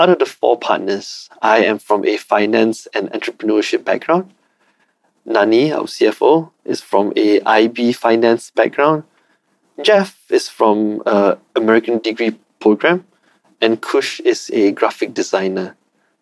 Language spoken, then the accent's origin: English; Malaysia; my rights as a Malaysian